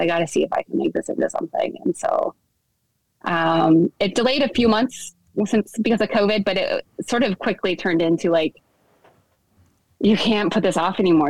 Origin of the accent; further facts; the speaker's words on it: the Northwest, Pacific Northwest, United States; I grew up in the Northwest.